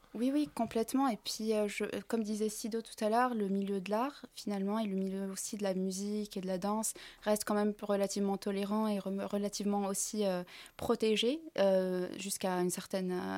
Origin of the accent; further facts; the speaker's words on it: Tunisia; Moi, je suis tunisienne